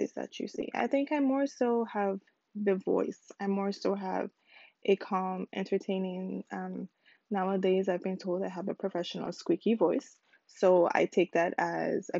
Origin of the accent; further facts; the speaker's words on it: U.S. Virgin Islands; now in Houston, United States; I currently live in Houston, Texas, but originally I am from the United States Virgin Islands, specifically the island of St. Croix